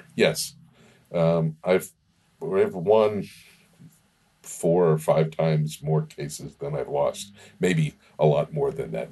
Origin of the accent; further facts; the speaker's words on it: Macon, Georgia, United States; also born or lived in Miami, Florida; I moved to Macon when I was eight years old in 1967